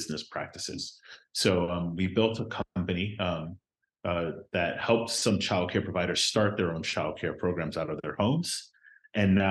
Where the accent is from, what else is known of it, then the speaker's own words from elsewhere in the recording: Miami, Florida, United States; I'm originally from Miami, Florida. My parents are immigrants from Honduras, and I went to a home-based childcare program when I was a kid